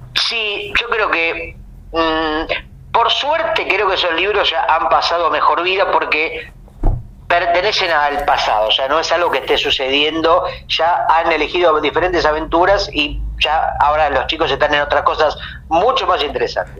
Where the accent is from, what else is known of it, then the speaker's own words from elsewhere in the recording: Mar del Plata, Buenos Aires Province, Argentina; also born or lived in Uruguay; En Mar del Plata, por ejemplo, donde yo nací